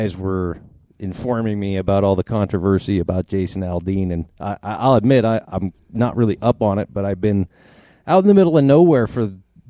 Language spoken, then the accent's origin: English; Casper, Wyoming, United States; growing up in Casper in the early 80s, I mean, we're talking a city of 30, 35,000 people at the time. That's still pretty considered a pretty small town.